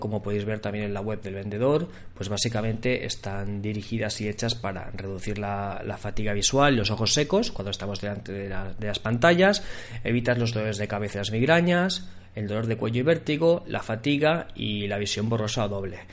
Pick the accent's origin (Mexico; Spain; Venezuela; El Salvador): Spain; Barcelona, Catalonia; yo soy de Barcelona